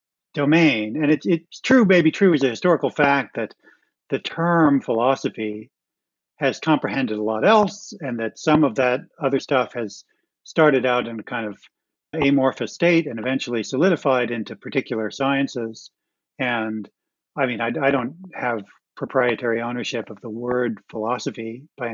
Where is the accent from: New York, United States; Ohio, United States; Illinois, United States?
Ohio, United States; I grew up in Ohio.